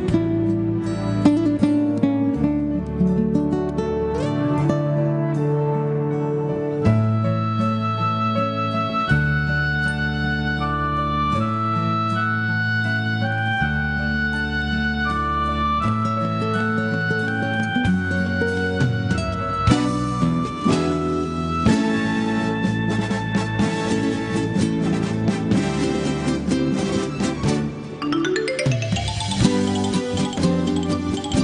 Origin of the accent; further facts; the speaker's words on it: Nashville, Tennessee, United States; We're from Nashville, Tennessee